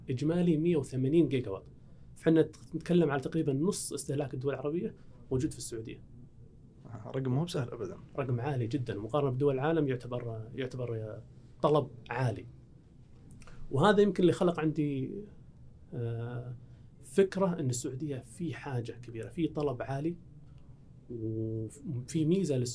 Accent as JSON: {"language": "Arabic", "country": "Saudi Arabia"}